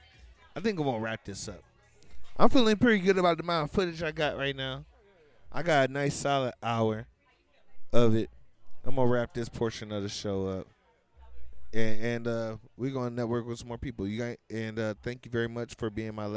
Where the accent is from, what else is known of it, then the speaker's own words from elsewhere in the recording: Ohio, United States; moved away; I am from Ohio. I've been here going on 9 years